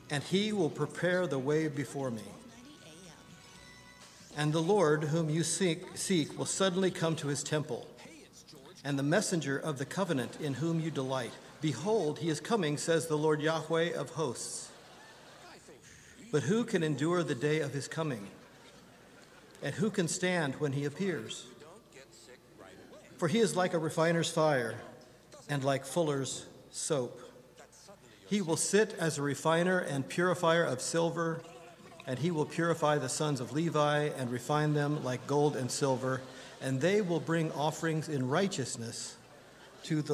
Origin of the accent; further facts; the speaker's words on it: Indiana, United States; We're from Indiana, but my parents live in Kentucky